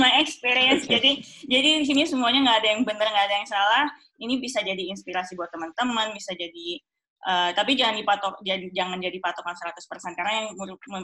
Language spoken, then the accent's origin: Indonesian; Indonesia; moved away as an adult; now in Germany; saya dari Indonesia, saya nggak boleh internship di Indonesia